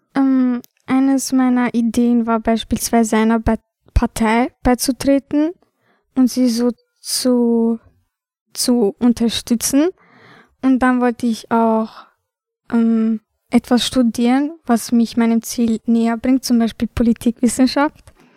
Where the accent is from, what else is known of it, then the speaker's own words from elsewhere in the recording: Vienna, Austria; Ich bin hier geboren und dennoch kommt es mir manchmal so vor, als ob ich mich ähm, wie eine Albanerin fühle